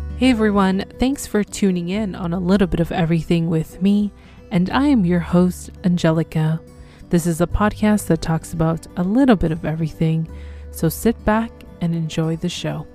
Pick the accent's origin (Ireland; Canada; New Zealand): Canada; I'm from Canada